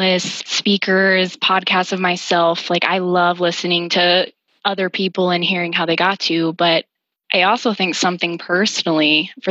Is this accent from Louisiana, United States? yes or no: no; Idaho, United States; moved away; I'm out here in Idaho feeling like I'm in my roots